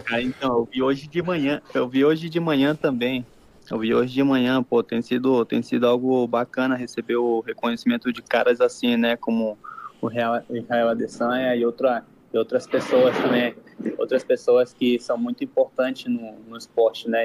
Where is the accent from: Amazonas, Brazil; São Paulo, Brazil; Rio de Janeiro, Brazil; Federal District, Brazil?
Amazonas, Brazil; Manaus; moved away as an adult; now in Mexico; sou brasileiro, sou, sou natural de Manaus